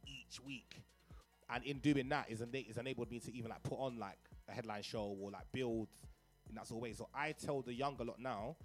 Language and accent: English; London, United Kingdom; I grew up in Cricklewood. I grew up in Northwest London